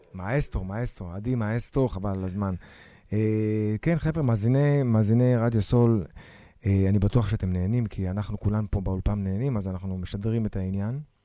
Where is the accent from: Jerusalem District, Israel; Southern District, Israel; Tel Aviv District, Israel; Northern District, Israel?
Tel Aviv District, Israel; Tel Aviv-Yafo; אני ביפו ד' בשן ארי.